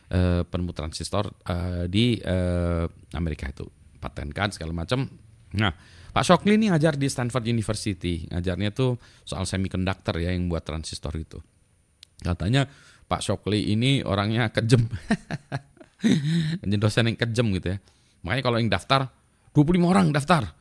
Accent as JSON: {"language": "Indonesian", "town": "Winnipeg", "region": "Manitoba", "country": "Canada", "tie": "born or raised there", "said": "Udah pulang ke, ke lagi ke kampung halaman saya Winnipeg ya di Manitoba, Kanada itu mudik gitu"}